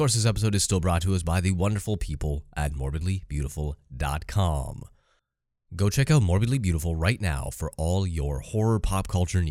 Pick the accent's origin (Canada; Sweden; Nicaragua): Canada; I'm Canadian myself